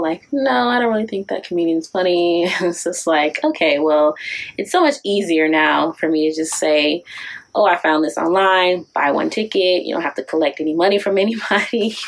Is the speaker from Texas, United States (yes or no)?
no; Detroit, Michigan, United States; also born or lived in Kentucky; originally from Detroit, but I went away to school